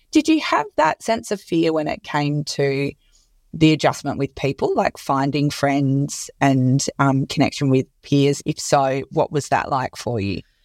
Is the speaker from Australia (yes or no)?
yes; Perth, Western Australia, Australia; moved away; also born or lived in Sydney; I'm from Perth and I moved to Surrey Hills initially and then went to Bondi as well